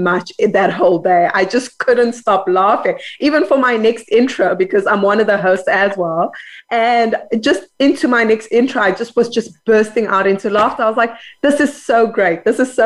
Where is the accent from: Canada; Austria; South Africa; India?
South Africa; Johannesburg, Gauteng; now in Cape Town, South Africa; I'm a Joburg girl